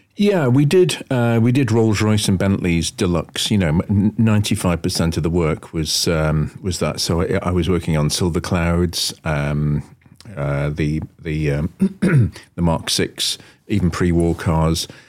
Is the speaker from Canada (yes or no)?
no; Wallasey, North West England, United Kingdom; I actually left and, uh, set up on my own in Wallasey, my hometown, doing esoteric cars